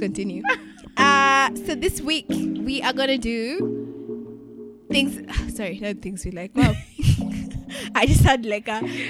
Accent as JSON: {"language": "English", "country": "Kenya", "said": "I'm Kenyan."}